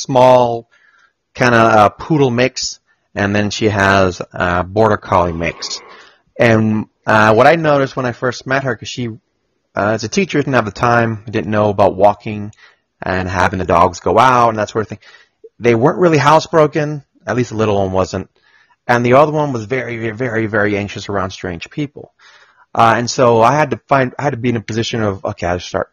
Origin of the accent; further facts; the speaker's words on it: Colombia; now in Austin, United States; I'm from Colombia